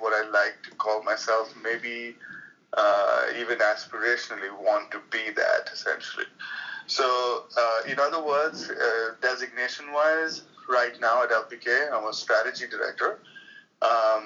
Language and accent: English; India; moved away as an adult; now in United States; I'm from India, that's where I was born and I was brought up and lived there for most of my life until I was 28, till I moved to the United States.